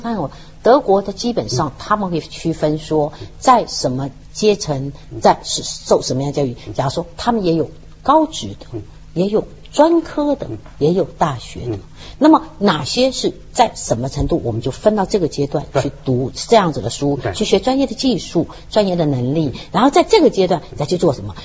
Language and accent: Chinese; China; 我们中国人